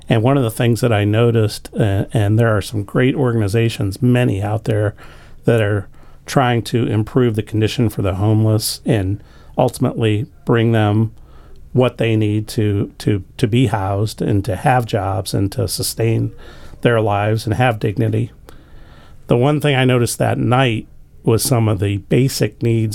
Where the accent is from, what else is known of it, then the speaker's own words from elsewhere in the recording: St. Louis, Missouri, United States; moved away as an adult; also born or lived in Dayton, Ohio / Northern Kentucky; now in Arlington, United States; I grew up in St. Louis